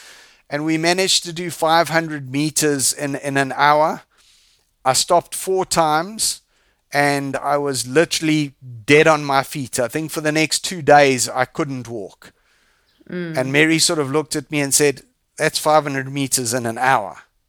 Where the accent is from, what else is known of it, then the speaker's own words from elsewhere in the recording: Zambia; also born or lived in England; now in South Africa; I was born overseas in England. I left when I was 4 and we moved to Zambia because my dad went and worked in Zambia on the mines. Mm-hmm. And we all moved to Zambia. And then in 1976, so it makes me very, very old.